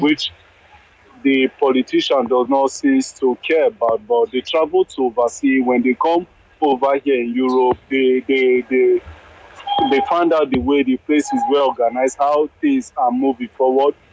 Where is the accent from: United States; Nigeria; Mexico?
Nigeria; Edo; now in Czech Republic; I'm from Edo State